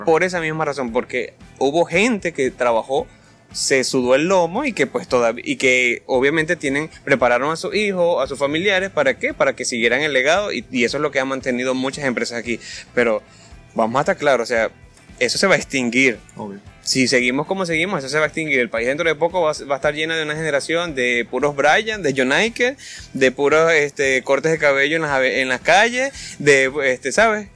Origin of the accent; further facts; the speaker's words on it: El Tejero, Monagas, Venezuela; also born or lived in Valencia, Venezuela (birthplace); now in Maturín, Venezuela; yo siempre quise salir del tejero es que yo no nací en el tejero